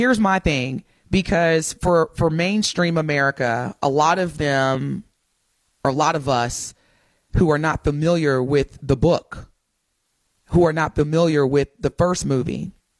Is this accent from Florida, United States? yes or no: no; East Chicago, Indiana, United States; born there; I was born in East Chicago, Indiana, but I'm a Packers fan, so it's all good.